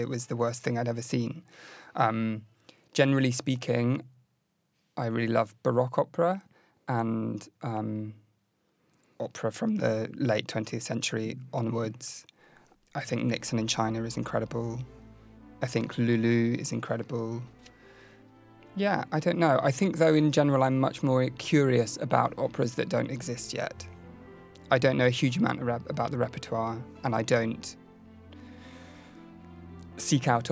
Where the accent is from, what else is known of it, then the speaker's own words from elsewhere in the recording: London, United Kingdom; I was born in 1987 in London.